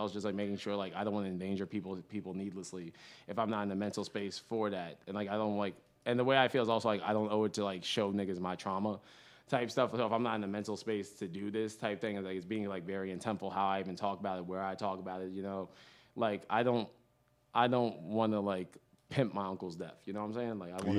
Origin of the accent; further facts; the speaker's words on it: Teaneck, New Jersey, United States; I'm from Teaneck, New Jersey. Big up Teaneck, New Jersey, always. Born and raised in New Jersey, like, my whole life